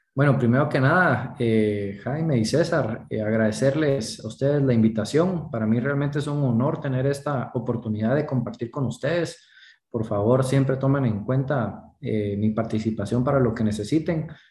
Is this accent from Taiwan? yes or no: no; Guatemala; nosotros tenemos el reto como guatemaltecos